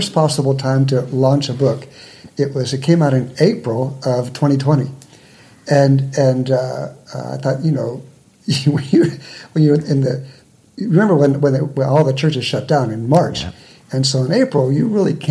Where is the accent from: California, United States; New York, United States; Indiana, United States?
California, United States; San Diego; I was born and raised in San Diego, one of the few natives